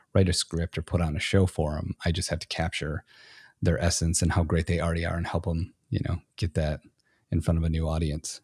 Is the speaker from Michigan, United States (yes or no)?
yes; Michigan, United States; moved away as an adult; now in Texas, United States; I was born and raised in Michigan